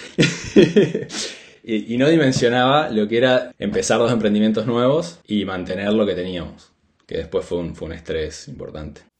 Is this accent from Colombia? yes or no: no; Argentina; moved away as an adult; also born or lived in Buenos Aires, Argentina; now in Spain; nosotros, los que somos del interior del país, nos vamos a casa temprano